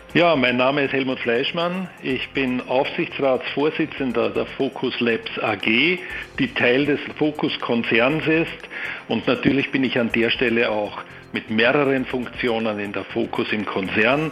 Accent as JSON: {"language": "German", "country": "Austria", "also_born_or_lived": "Vienna", "said": "Ich bin Österreicher mit Wohnsitz in Wien"}